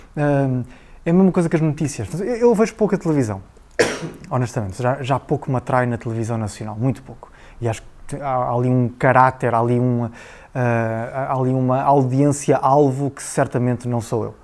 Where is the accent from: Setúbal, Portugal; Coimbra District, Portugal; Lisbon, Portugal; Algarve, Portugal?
Coimbra District, Portugal; Figueira da Foz; also born or lived in Aveiro; eu nasci na Figueira da Foz, terra lindíssima